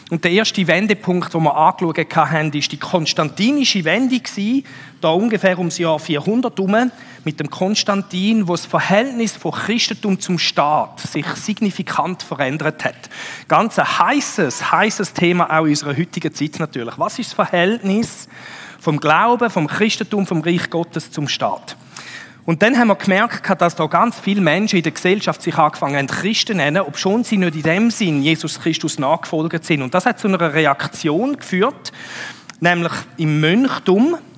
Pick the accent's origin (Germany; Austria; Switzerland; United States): Switzerland; Das ist so ein bisschen wie wenn wir als Schweizer würden sagen, Berg.